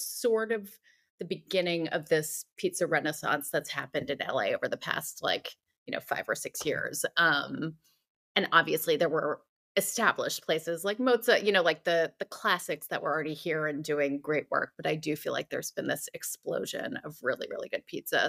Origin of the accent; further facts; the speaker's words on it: New Jersey, United States; moved away as an adult; also born or lived in New York City / San Francisco; now in Los Angeles, United States; I'm originally from New Jersey, um, shout out to the Garden State